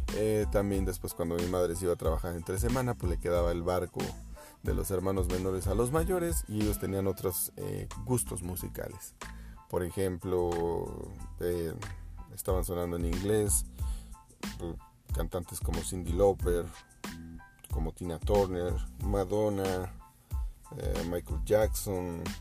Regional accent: Mexico; somos los mexicanos

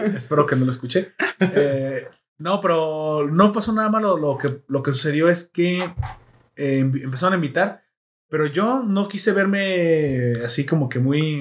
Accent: Mexico

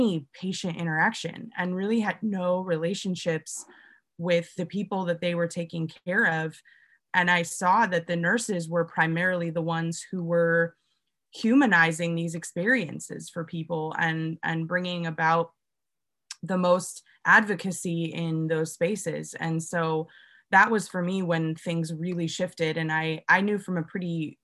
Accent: Pacific Northwest, United States; moved away; I'm originally from the Pacific Northwest

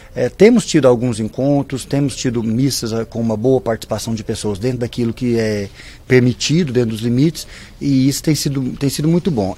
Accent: Itaúna, Minas Gerais, Brazil; now in Pará de Minas, Brazil; eu sou daqui de perto, eu sou natural de Itaúna

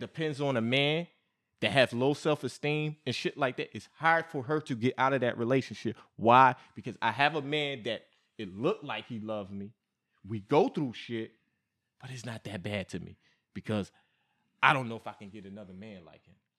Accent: New York, United States; I'm from New York, man. I'm from New York

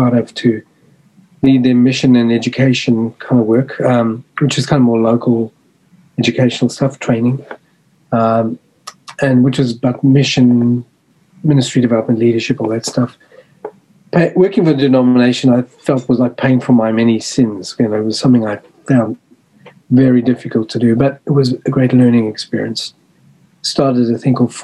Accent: South Africa; moved away as an adult; also born or lived in Australia / Melbourne, Australia; I was born and raised in South Africa, in apartheid South Africa

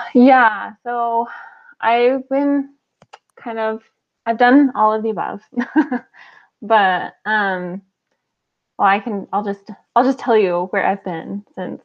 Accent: New Mexico, United States; moved away as an adult; also born or lived in Houston / Utah; I'm from New Mexico

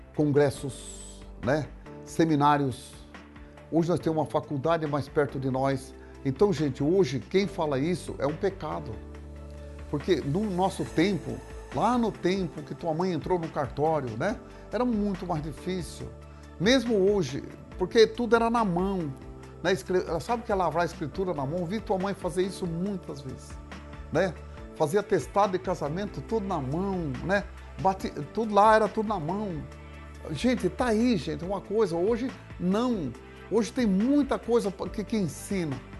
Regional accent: Mato Grosso do Sul, Brazil; lá na minha cidade, no Mato Grosso do Sul

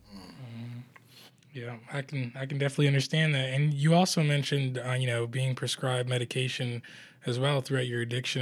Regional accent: Toronto, Ontario, Canada; I am Canadian as well. Born in Toronto, Canada

